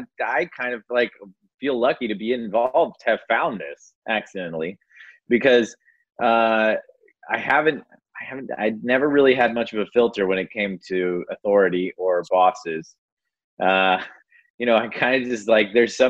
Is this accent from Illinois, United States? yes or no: no; Austin, Texas, United States; I'm from Austin.